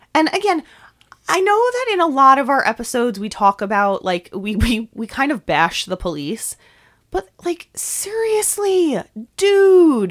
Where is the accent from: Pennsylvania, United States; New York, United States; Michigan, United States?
New York, United States; accent: New York; my New York accent